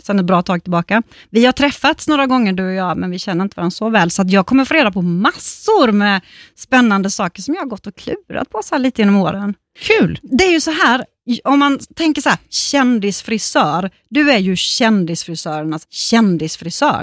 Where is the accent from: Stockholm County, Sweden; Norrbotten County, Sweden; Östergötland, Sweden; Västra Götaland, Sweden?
Östergötland, Sweden; accent: östgötska; som jag har sagt på östgötska förr